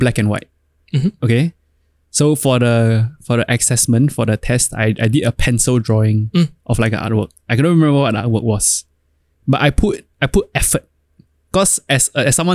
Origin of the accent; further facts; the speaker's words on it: Singapore; As Singaporean sons do.